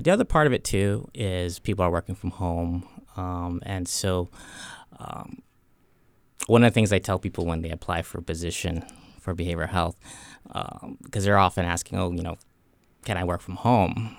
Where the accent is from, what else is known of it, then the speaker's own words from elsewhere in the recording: Hawaii, United States; I grew up in Hawaii